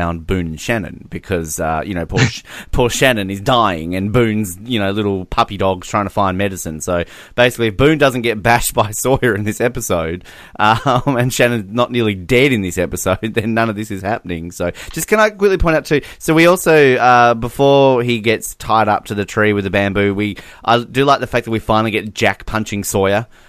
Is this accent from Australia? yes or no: yes; Australia; we're both Australian